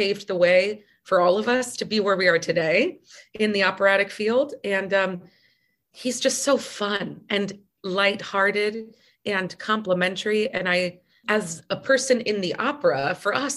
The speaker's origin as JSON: {"language": "English", "country": "United States", "tie": "born or raised there", "said": "growing up in the United States"}